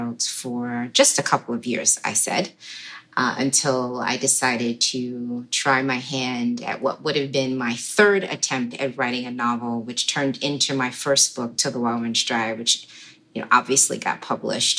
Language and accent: English; Baltimore, Maryland, United States; also born or lived in New York / New York City; I grew up in Baltimore, born in New York to two Trinidadian parents